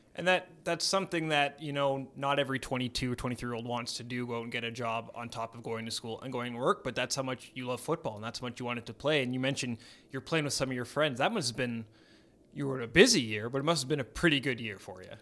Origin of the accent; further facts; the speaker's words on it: Edmonton, Alberta, Canada; growing up here i, in Edmonton like I did